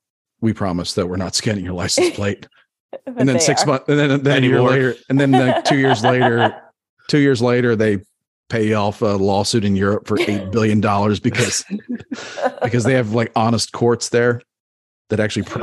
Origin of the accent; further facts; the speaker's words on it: United States; under my rights as an American